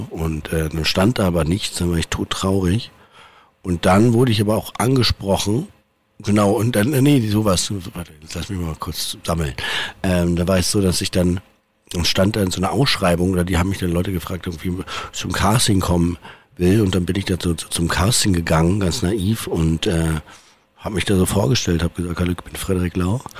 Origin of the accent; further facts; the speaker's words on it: Berlin, Germany; ich bin halt irgendwie in Berlin aufgewachsen, bin immer da geblieben